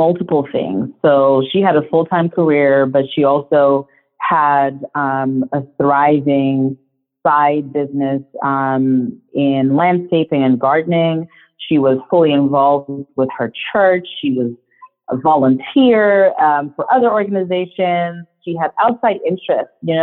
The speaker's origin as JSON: {"language": "English", "country": "Zimbabwe", "tie": "born or raised there", "first_language": "Shona", "second_language": "English", "moved": "yes", "said": "my home country"}